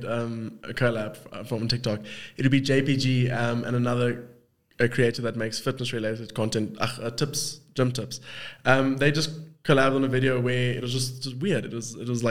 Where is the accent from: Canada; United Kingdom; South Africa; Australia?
South Africa; accent: South African; also born or lived in Cape Town; I'm South African and all South African. Got the same accent, kind of.